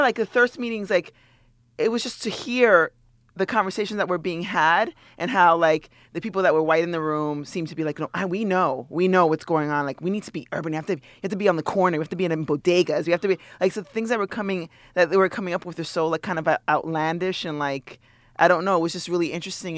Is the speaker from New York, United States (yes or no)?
yes; New York City, New York, United States; growing up maybe in New York City